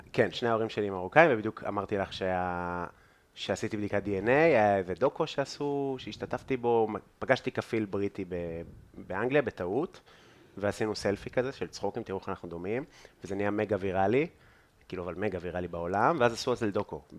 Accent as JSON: {"language": "Hebrew", "town": "Afula", "region": "Northern District", "country": "Israel", "also_born_or_lived": "England", "moved": "yes", "lives_now": "Tel Aviv, Israel", "said": "אני כאילו תל אביבי כמה שנים, אבל לא מאוד תל אביבי עדיין בחוויה, אני עפולאי מאוד"}